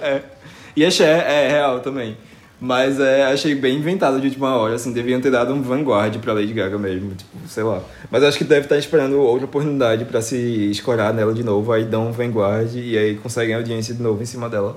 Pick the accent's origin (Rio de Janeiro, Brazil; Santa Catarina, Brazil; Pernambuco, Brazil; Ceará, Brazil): Pernambuco, Brazil; Recife; aqui na minha cidade, tipo, eu sou do Recife. É, e da região metropolitana